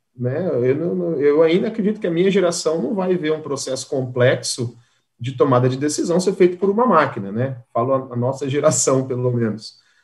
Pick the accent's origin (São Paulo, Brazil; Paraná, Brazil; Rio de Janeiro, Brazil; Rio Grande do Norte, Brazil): Paraná, Brazil; Andirá; moved away as an adult; now in Santa Catarina, Brazil; sou do norte do Paraná, de uma cidade chamada Andirá, estou em Santa Catarina desde 2003